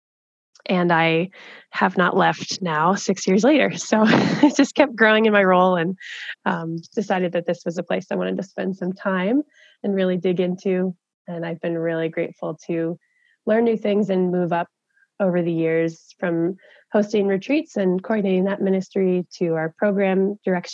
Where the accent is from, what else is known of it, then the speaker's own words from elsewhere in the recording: Maryland, United States; moved away; I am from Maryland originally. I grew up on the East Coast in the mountains there